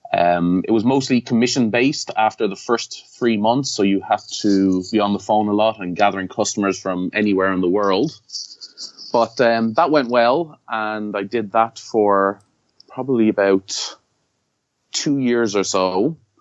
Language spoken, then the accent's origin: English; Ireland; moved away as an adult; now in Japan; I'm from Ireland